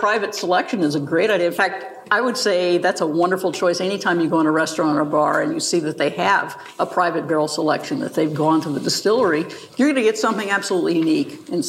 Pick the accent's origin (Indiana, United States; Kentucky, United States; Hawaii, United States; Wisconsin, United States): Kentucky, United States; Louisville; also born or lived in England; growing up in Louisville.